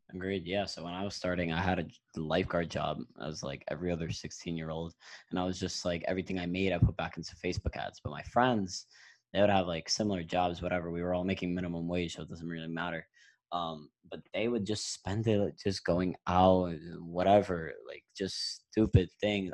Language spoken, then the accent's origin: English; New York, United States; we're both from New York